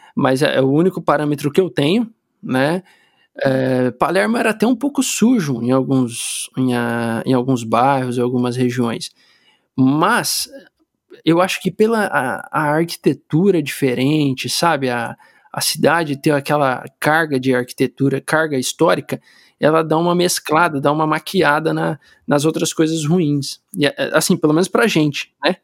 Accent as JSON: {"language": "Portuguese", "country": "Brazil", "tie": "born or raised there", "also_born_or_lived": "Italy", "moved": "as an adult", "lives_now": "London, United Kingdom", "said": "ao longo dos 30 anos que eu morei no Brasil"}